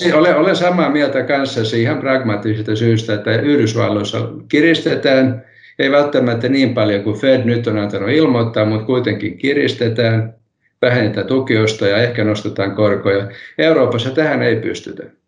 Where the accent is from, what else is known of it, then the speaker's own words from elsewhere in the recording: Helsinki, Uusimaa, Finland; first language Swedish; Finnish is a second language; moved away as an adult; also born or lived in Kannelmäki, Helsinki; now in Kirkkonummi, Finland; Minä stadilaisena puhun stadil, stadista edelleen